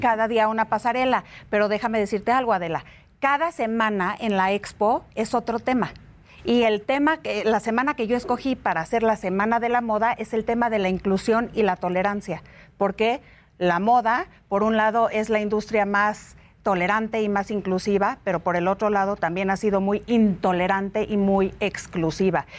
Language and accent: Spanish; Mexico; como mexicanos